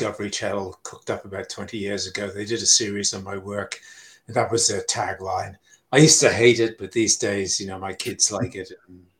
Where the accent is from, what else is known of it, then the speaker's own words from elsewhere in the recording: Falkland Islands; I come from the Falkland Islands